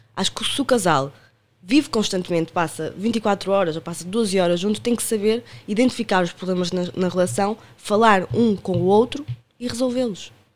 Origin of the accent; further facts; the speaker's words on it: Porto, Norte, Portugal; accent: Porto; moved away as an adult; now in Lisbon, Portugal; sou natural do Porto, como podem ver pelo meu sotaque